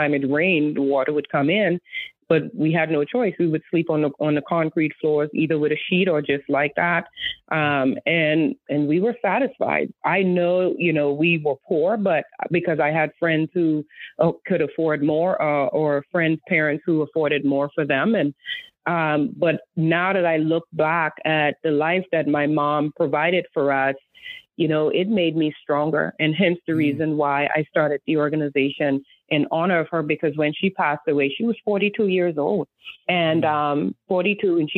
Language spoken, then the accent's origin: English; Exuma, Bahamas; now in Charlotte, United States; growing up in the Bahamas, I share with people that we were very poor